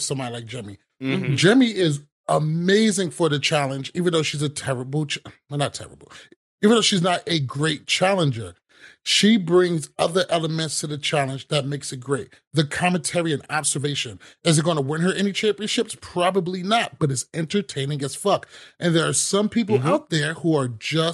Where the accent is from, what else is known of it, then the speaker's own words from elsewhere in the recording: New York City, New York, United States; I was born in Brooklyn